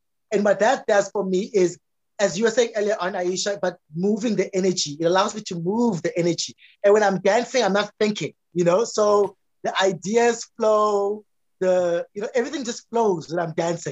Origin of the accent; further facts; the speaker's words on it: South Africa; a patriarchal man growing up in South Africa